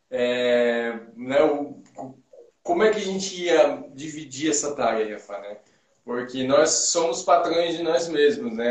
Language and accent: Portuguese; Jacareí, São Paulo, Brazil; violoncelista é, de, de Jacareí, São Paulo.